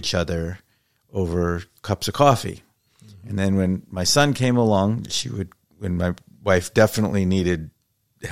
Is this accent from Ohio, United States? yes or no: no; Nanuet, New York, United States; also born or lived in Mount Vernon, New York; I grew up in the suburbs, in Nanuet mostly